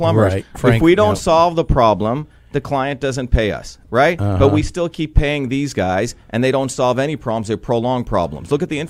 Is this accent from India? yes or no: yes; Mumbai, Maharashtra, India; moved away; when I grew up in India, in Bombay, a wild city, and then I grew up in a small village, no electricity. You know, my aunt lived in a hut.